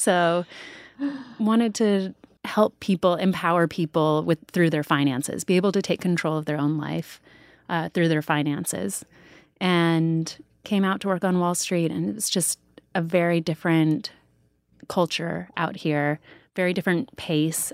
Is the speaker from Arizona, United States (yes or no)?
yes; Sedona, Arizona, United States; Danielle and I grew up together in Sedona